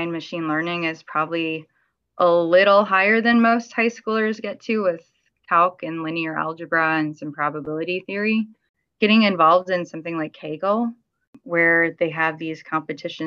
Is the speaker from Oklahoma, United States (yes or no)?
no; Miami, Florida, United States; also born or lived in California; I'm from Miami where it's a lot warmer